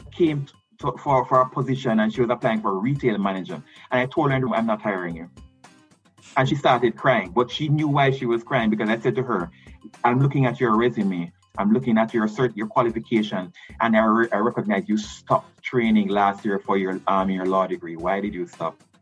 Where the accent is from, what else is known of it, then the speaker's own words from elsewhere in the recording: Allman Town, Kingston, Jamaica; against growing up in Allman Town, against a single mother, um, you know, and all the challenges that I went through in life.